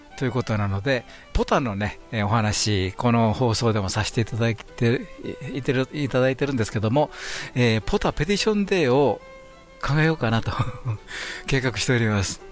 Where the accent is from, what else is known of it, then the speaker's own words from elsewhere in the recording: Kansai, Japan; 関西人としては